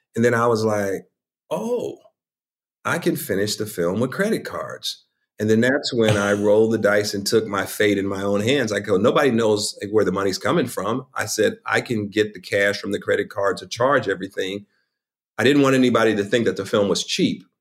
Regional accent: Chicago, Illinois, United States; I'm from Chicago, the West Side of Chicago

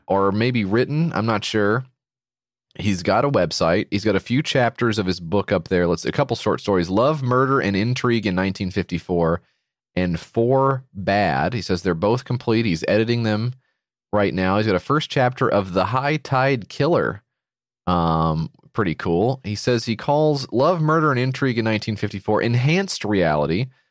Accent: United States; I'm from America

